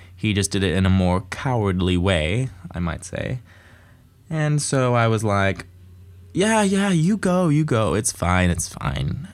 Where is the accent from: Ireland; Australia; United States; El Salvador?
Australia; growing up in Australia, you get lots of opportunities